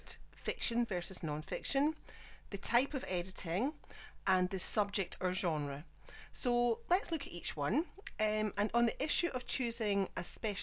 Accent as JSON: {"language": "English", "region": "Scotland", "country": "United Kingdom", "said": "I'm the Scottish one"}